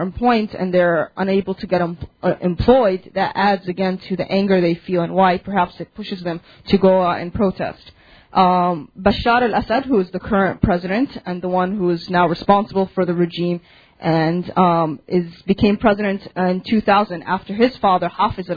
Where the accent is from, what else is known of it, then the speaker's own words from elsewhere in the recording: Chicago, Illinois, United States; I was born and raised in Chicago, but I have family back in Syria. My family's from Damascus and Hama.